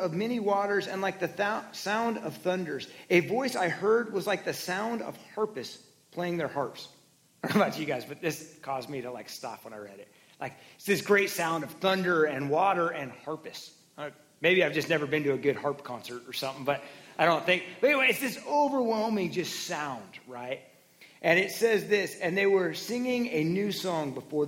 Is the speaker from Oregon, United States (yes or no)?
yes; Oregon, United States; I grew up in Oregon in Pacific Northwest